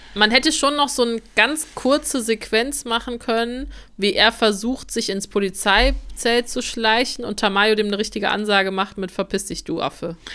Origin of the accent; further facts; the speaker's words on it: Germany; wir sind halt auch Deutsche.